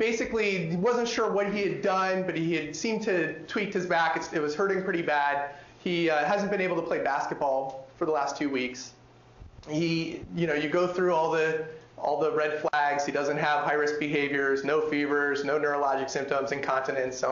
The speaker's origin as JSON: {"language": "English", "region": "California", "country": "United States", "tie": "born or raised there", "said": "my home state of California"}